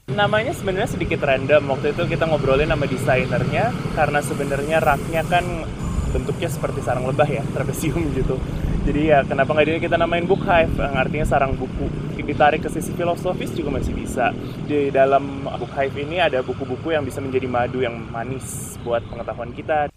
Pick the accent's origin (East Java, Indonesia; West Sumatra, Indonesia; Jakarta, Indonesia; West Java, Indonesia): Jakarta, Indonesia; aku orang Jakarta